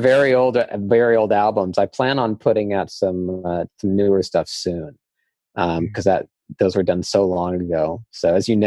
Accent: Palo Alto, California, United States; now in Los Angeles, United States; I'm from Palo Alto

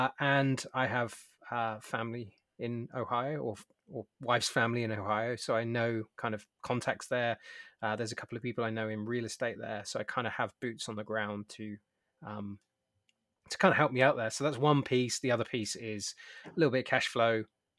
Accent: United Kingdom; now in San Diego, United States; as a British man

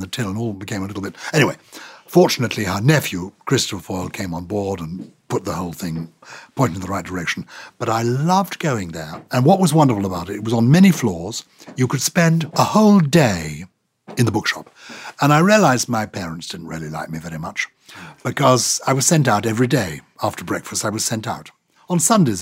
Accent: London, United Kingdom; also born or lived in Germany; As a child, I was brought up in London

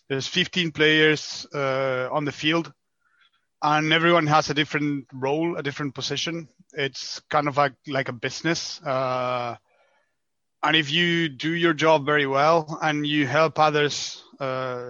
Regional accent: Argentina; moved away as an adult; now in France; I'm from Argentina, so currently living in France for the last 5 years, but I'm from the other part of the world

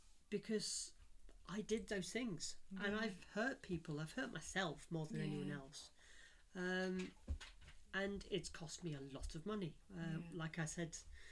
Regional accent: Yorkshire and the Humber, United Kingdom; because I'm from Yorkshire

